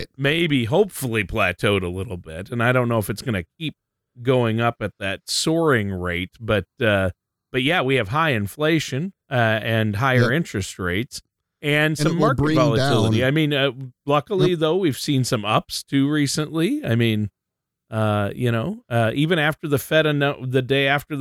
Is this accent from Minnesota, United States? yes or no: yes; Worthington, Minnesota, United States; I grew up in Worthington, Minnesota, a farming community.